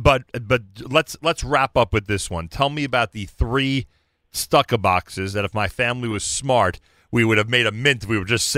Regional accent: Newark, New Jersey, United States; moved away as an adult; also born or lived in Lower East Side, New York; now in New York, United States; I grew up in Newark, New Jersey. As I always say, Jonathan, I'm a rookie on the Lower East Side. I'm only here 29 years.

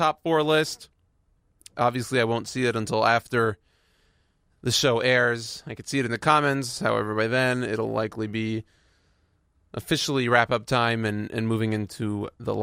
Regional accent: Houston, Texas, United States; I'm from Houston

